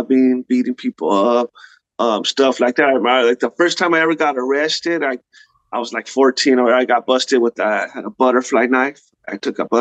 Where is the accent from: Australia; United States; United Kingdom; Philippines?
United States; La Puente, California; growing up in La Puente, California, that's where I'm from, in the 90s